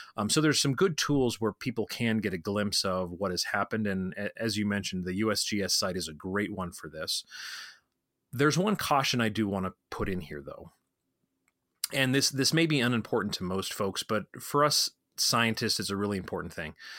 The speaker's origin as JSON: {"language": "English", "region": "Colorado", "country": "United States", "tie": "born or raised there", "said": "my home state of Colorado"}